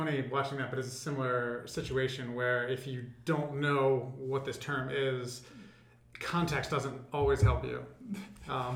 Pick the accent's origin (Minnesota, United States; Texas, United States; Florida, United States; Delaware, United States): Delaware, United States; now in Philadelphia, United States; I was raised in the exotic state of Delaware